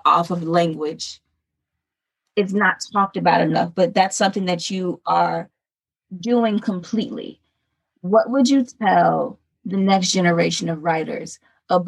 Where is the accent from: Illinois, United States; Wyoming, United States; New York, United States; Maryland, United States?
Illinois, United States; Chicago; now in Southern United States; I'm from Chicago, and then I came south and have never left